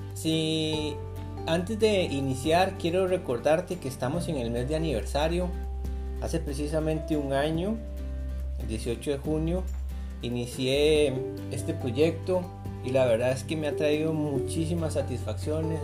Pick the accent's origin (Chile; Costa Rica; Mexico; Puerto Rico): Costa Rica; yo soy de Costa Rica